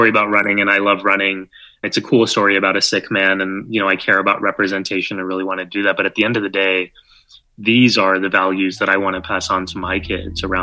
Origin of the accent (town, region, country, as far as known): San Antonio, Texas, United States; born or raised there; now in New York City, United States